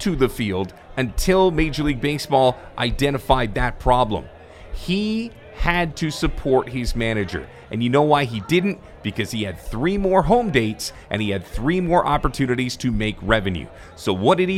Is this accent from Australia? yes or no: no; Canada; as a Canadian